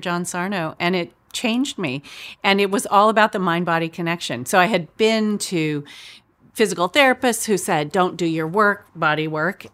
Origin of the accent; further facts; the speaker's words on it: Chico, California, United States; moved away; my town where I grew up in Chico